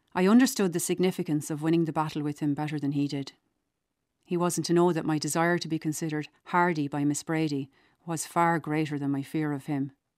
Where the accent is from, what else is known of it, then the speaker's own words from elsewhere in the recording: Carlow, Leinster, Ireland; Time spent in Duckett's Grove was part and parcel of growing up in Carlow